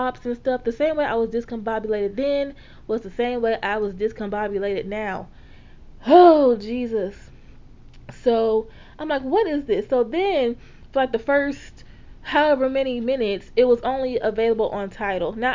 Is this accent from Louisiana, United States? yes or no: yes; Louisiana, United States; I am a Black woman from the South, okay? Born and raised in Louisiana